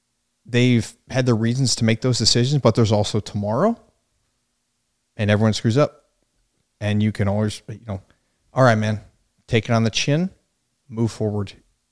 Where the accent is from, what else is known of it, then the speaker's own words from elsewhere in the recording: Yuma, Arizona, United States; We are from Yuma, Arizona.